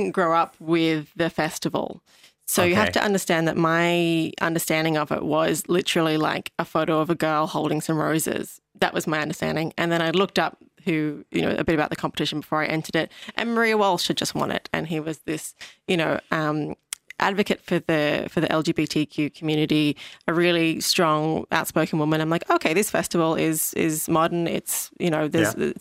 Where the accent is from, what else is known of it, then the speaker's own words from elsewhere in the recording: Sydney, New South Wales, Australia; moved away as an adult; now in Ireland; I'm from Sydney